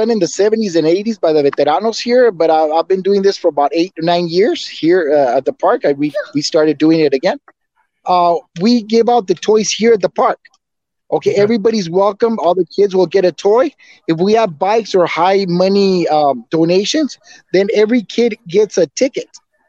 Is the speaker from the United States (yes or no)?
yes; New York, United States; Well, I'm from El Barrio. I'm from El Barrio.